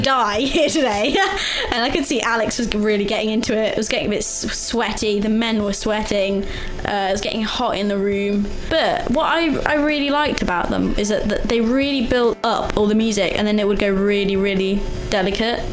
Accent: Leicester, East Midlands, United Kingdom; moved away as an adult; now in Sheffield, United Kingdom; my hometown

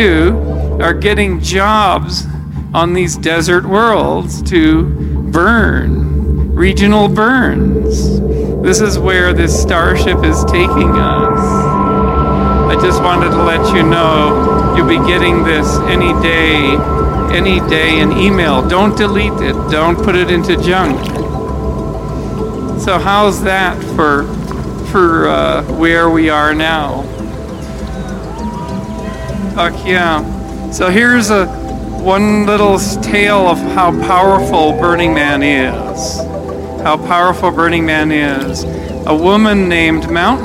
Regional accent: Santa Cruz, California, United States; I'm from Santa Cruz

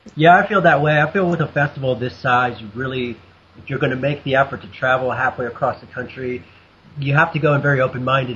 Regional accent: Wisconsin, United States; I grew up in Wisconsin, about 40 minutes from Alpine

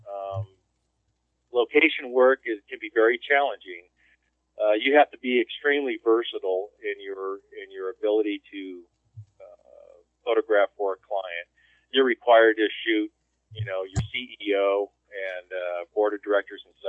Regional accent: California, United States; also born or lived in Houston; now in Denver, United States; I'm originally from California.

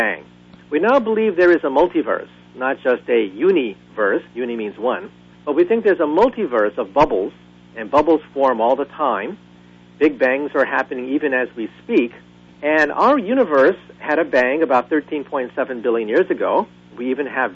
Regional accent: Bay Area, California, United States; when I was growing up in the Bay Area as a child

